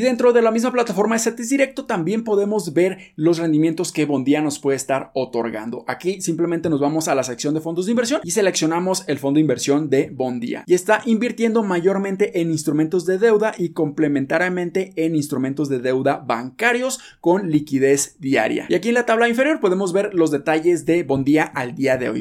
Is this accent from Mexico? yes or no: yes; Mexico; nosotros como mexicanos